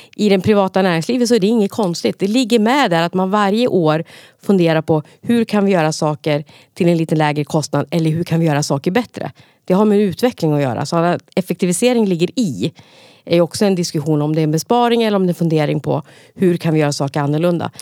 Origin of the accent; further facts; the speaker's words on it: Gävle, Gävleborg County, Sweden; Om man har växt upp på fritidsgård själv, vilket jag har gjort då, på Brynjan på Brynäs